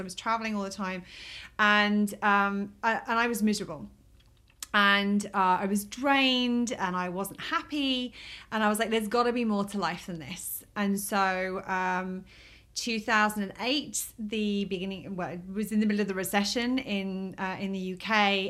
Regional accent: England, United Kingdom; moved away as an adult; now in Key West, United States; I'm from England

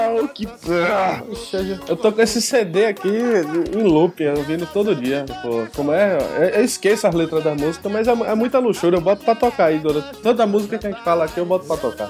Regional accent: Brazil; moved away as an adult; depois que eu saí do Brasil

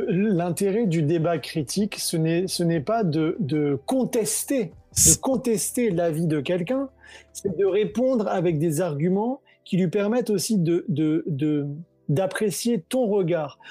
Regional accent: Senegal; moved away as an adult; also born or lived in France; je suis né au Sénégal, où j'ai grandi, j'ai fait mes études en France

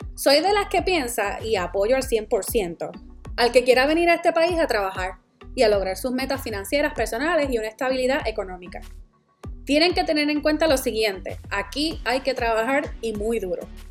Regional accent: Puerto Rico; moved away as an adult; Yo soy la boricua fuera de la isla

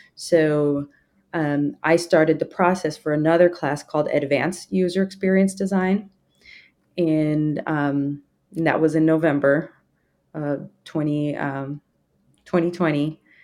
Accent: Indiana, United States; now in Texas, United States; I grew up in Indiana

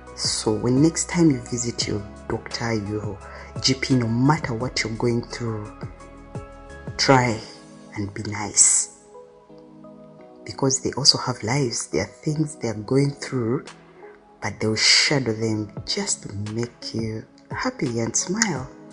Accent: Kampala, Central Region, Uganda; When I was young, I grew up in Katwe, which is a slum in uh, Uganda, Kampala

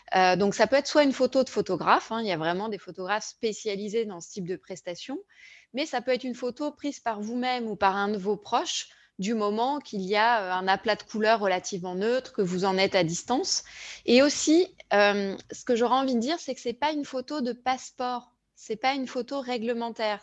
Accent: France; en tant que Français

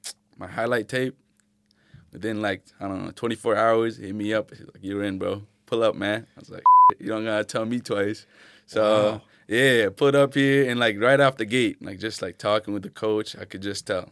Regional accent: Manchester, New Hampshire, United States; Yeah, and Keene, like growing up in Manch, you know about Keene, trust me.

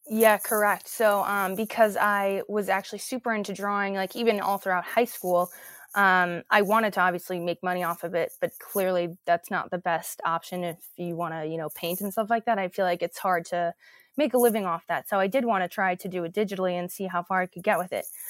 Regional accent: New Jersey, United States; also born or lived in New York City, New York / Rutherford, New Jersey; I was actually born in New York City in Hell's Kitchen, um, but then quickly after I moved to New Jersey, Rutherford

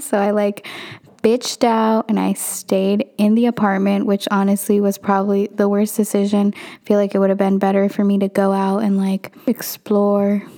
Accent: Northern California, United States; also born or lived in Santa Barbara, California; I am from Northern California

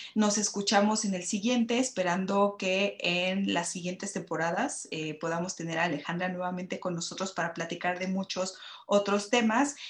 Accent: Mexico

